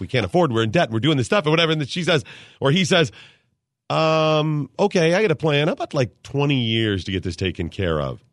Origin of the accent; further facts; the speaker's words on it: Cleveland, Ohio, United States; also born or lived in Dayton, Ohio; Skip and I used to live in Dayton for a while, and I'm from Cleveland area